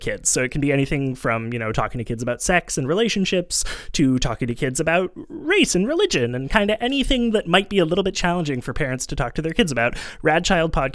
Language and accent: English; Montreal, Quebec, Canada; I grew up in Montreal, which is like a weird part of Canada that's kind of French.